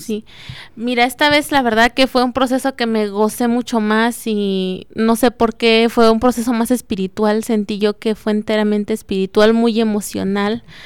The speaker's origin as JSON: {"language": "Spanish", "town": "Juventino Rosas", "region": "Guanajuato", "country": "Mexico", "said": "soy originaria de Juventino Rosas"}